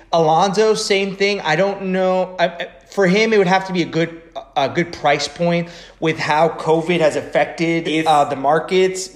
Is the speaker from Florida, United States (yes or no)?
no; Frederick, Maryland, United States; I grew up most of my most of my adolescence. I grew up in Frederick, Maryland